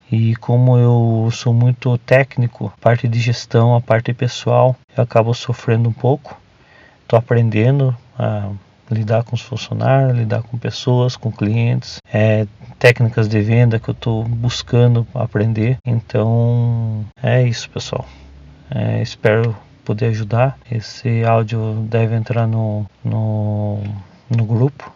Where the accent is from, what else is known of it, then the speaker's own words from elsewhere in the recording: Tatuí, São Paulo, Brazil; Eu sou de Tatuí, uma cidade do interior de São Paulo